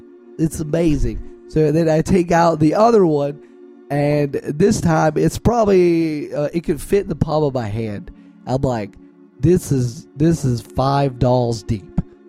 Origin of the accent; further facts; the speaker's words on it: Midwest, United States; Also, did I mention I'm from the Midwest and I enjoy lots of casseroles?